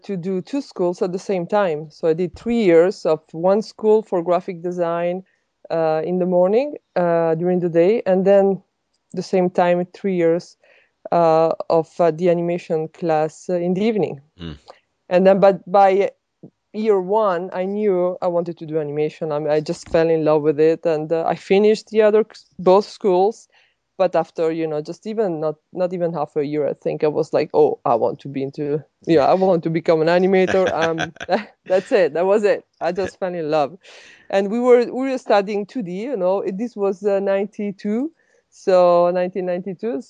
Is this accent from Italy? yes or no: yes; Milan, Lombardy, Italy; English is a second language; moved away as an adult; I'm from Italy, so I grew up in Italy and studied there. I went to actually French school in Milano